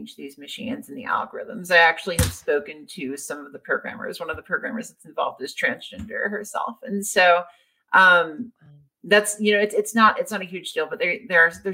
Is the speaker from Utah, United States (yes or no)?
no; Louisiana, United States; moved away; I'm from Louisiana